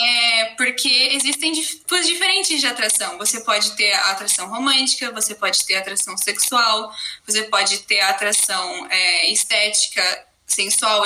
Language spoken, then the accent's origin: Portuguese; Brazil; also born or lived in Germany; eu venho da Alemanha, um pouquinho longe, mas eu tô morando no Brasil e sempre morei aqui minha vida inteira